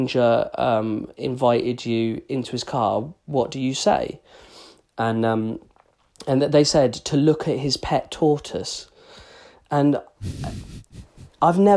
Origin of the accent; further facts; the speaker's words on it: England, United Kingdom; as English people, we're not aggressive